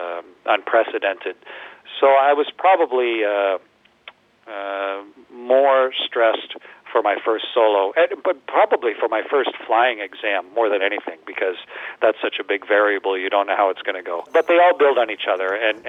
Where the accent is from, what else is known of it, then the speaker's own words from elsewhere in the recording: Canada; especially as a Canadian